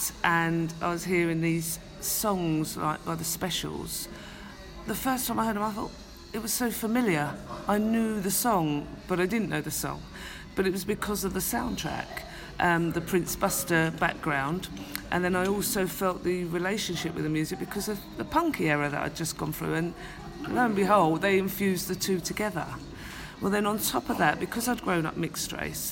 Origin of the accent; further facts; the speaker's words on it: London, United Kingdom; the estates where I grew up in Hackney, East London